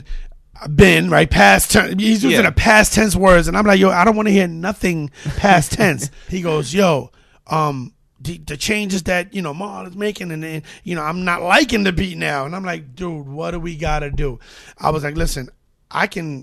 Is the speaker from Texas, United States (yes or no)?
no; New York City, New York, United States; 104th Street between Columbus and Amsterdam